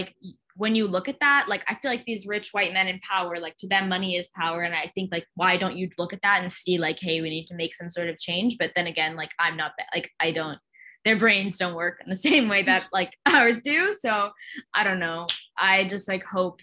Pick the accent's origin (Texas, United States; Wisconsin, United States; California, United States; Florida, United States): California, United States; Orange County; I grew up in Orange County